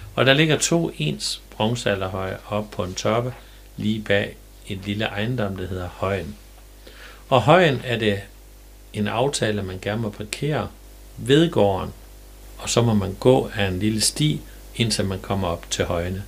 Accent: Jerup, North Denmark Region, Denmark; jeg er født i Jerup

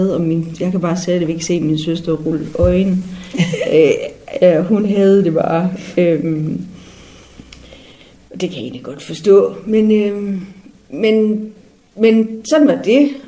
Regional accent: Frederikshavn, North Denmark Region, Denmark; Jeg kommer jo her fra Frederikshavn, og jeg er, jeg er øh, jeg er øh, født på Frederikshavn sygehus øh, 5. december 75. 1915 faktisk.

